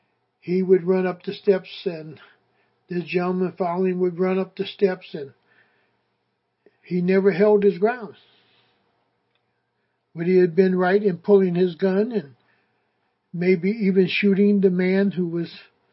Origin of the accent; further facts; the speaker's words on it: United States; And that goes through my mind just as an African American. But it also goes through my mind as an American citizen.